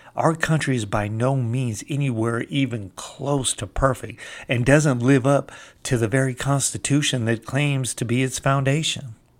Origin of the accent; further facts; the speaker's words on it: California, United States; moved away; I'm from California originally